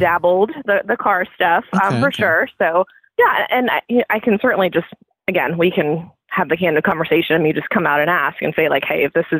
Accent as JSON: {"language": "English", "country": "Philippines", "said": "I'm Filipina"}